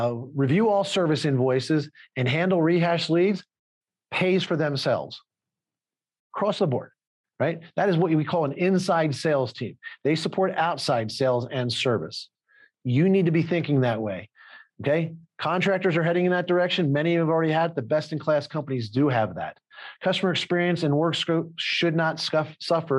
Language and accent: English; Philadelphia, Pennsylvania, United States; I'm from Philadelphia